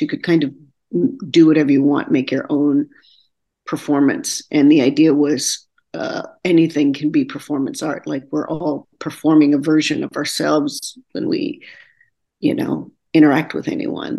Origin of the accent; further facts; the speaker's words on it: Texarkana, Texas, United States; moved away as an adult; also born or lived in Austin, Texas; now in New York City, United States; I'm originally from Texarkana, Texas